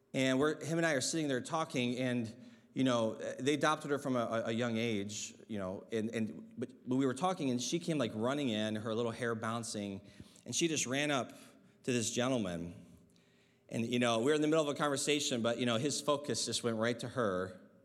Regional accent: Michigan, United States; I remember as a child, uh, growing up in Michigan

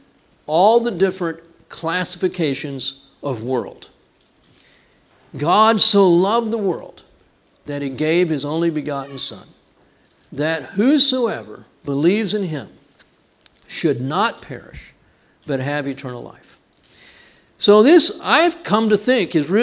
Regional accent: Texas, United States; I'm from Texas.

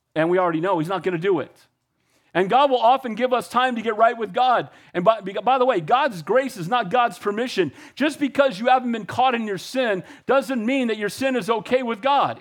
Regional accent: United States; I love being an American. I'm as patriotic as they get

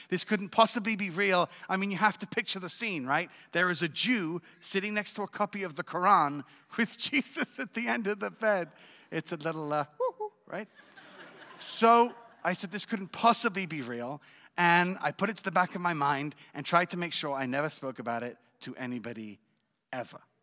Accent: England, United Kingdom; also born or lived in Israel / France; now in Jerusalem, Israel; I was born in Israel, but raised in England and in France.

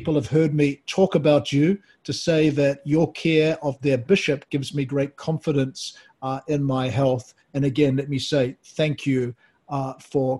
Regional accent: New Zealand; now in United States; me being originally Kiwi

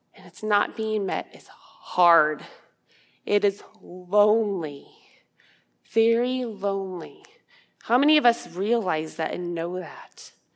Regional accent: Ankeny, Iowa, United States; I'm from Ankeny, Iowa

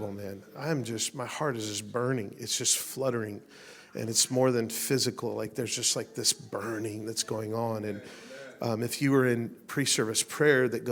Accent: Las Vegas, Nevada, United States; I'm from Las Vegas, man. We get lots of sun there

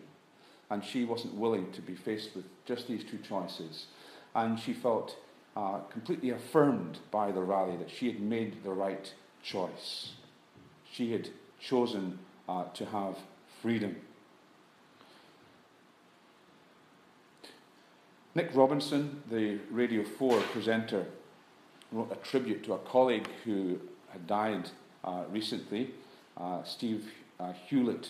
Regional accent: United Kingdom; we're guilty in the British church

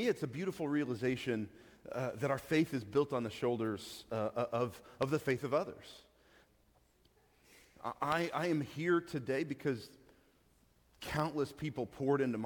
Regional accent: Amarillo, Texas, United States; moved away; I come from Amarillo

